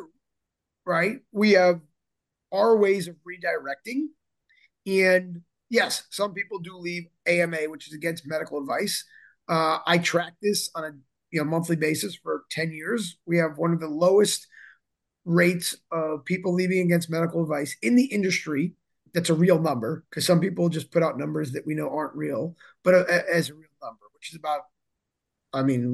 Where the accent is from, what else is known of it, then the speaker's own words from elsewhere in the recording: South Florida, United States; I come from the East Coast, South Florida